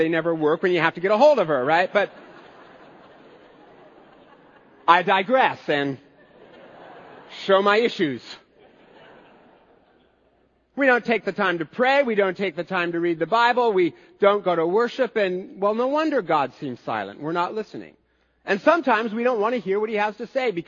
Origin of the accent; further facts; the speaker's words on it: United States; as American Christians